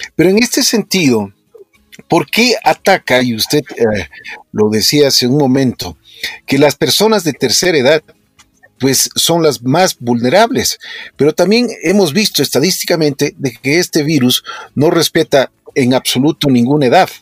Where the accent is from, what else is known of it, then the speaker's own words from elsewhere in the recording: Ecuador; nosotros eh, como ecuatorianos